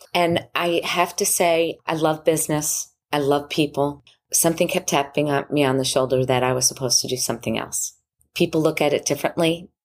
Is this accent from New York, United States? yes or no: yes; Long Island, New York, United States; I grew up in Long Island, New York